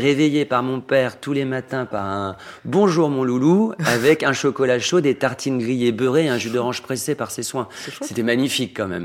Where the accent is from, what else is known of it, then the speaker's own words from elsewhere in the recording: Normandy, France; now in Paris, France; une enfance très, euh, très solitaire, mais très belle enfance baigné d'amour, euh, papa, maman, mon frère, dans une campagne profonde en proche, Normandie